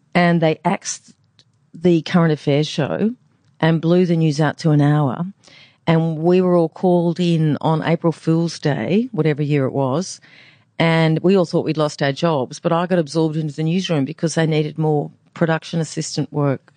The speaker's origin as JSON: {"language": "English", "town": "Brisbane", "region": "Queensland", "country": "Australia", "tie": "born or raised there", "said": "I'm from the Gindi. I'm a Gindi girl"}